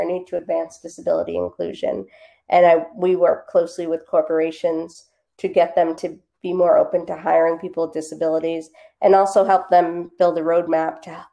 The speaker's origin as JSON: {"language": "English", "town": "Boston", "region": "Massachusetts", "country": "United States", "tie": "born or raised there", "also_born_or_lived": "Los Angeles, California", "said": "I grew up in the Boston area, lived out in LA after college, and then I moved back to the Boston area in 2012."}